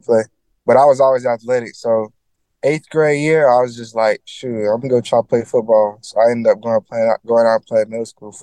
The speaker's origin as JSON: {"language": "English", "town": "Oxford", "region": "Alabama", "country": "United States", "tie": "born or raised there", "also_born_or_lived": "Georgia", "moved": "yes", "said": "I grew up with my mom and my brother, my three brothers, in Oxford, Alabama"}